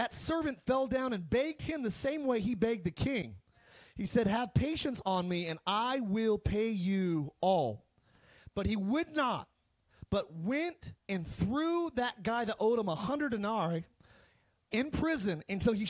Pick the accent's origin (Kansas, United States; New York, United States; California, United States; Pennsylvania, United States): California, United States; Palmdale; moved away; also born or lived in Eagle Rock, Los Angeles / Idaho; I grew up in Palmdale, and we didn't have a whole lot